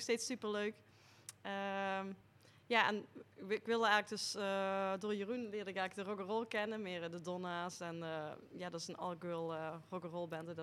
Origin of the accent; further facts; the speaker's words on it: Nederweert, Limburg, Netherlands; ik kom eigenlijk uit Nederweert